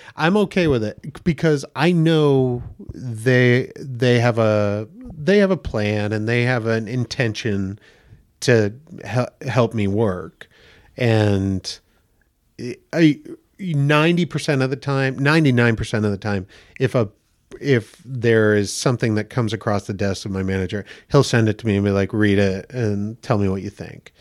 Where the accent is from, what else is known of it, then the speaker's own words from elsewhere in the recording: Damariscotta, Maine, United States; now in Los Angeles, United States; I'm from Damariscotta, Maine